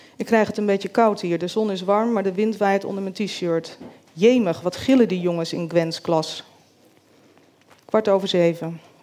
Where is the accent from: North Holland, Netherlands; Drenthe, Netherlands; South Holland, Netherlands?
South Holland, Netherlands; Groot-Ammers; also born or lived in Rotterdam; Ik ben hier 15 jaar en woon met mijn chronisch zieke moeder in Groot-Ammers in een klein dorp in Zuid-Holland, aan de Lek